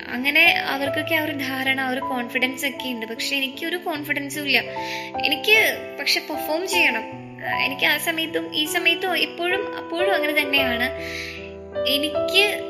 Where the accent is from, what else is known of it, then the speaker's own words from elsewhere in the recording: Pothencode, Kerala, India; തിരുവനന്തപുരം പോത്തൻകോടാണ് എൻ്റെ സ്വദേശം